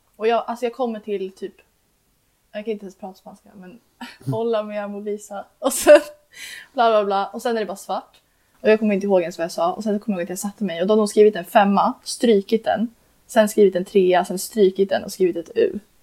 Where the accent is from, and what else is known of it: Uppsala, Uppsala County, Sweden